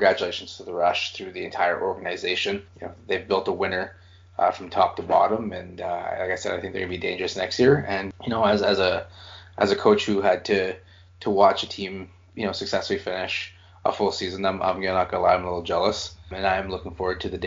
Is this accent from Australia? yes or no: no; Canada; I'm Canadian